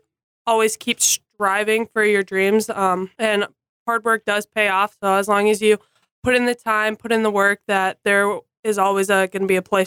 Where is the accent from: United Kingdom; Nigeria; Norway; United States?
United States; South Haven, Minnesota; moved away as an adult; now in Jamestown, United States; and I'm from South Haven, Minnesota.